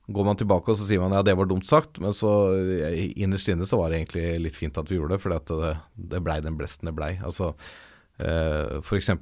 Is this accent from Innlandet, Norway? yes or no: no; Ås, Akershus, Norway; also born or lived in Valdres; jeg vokste opp delvis i Ås i Akershus og delvis i Valdres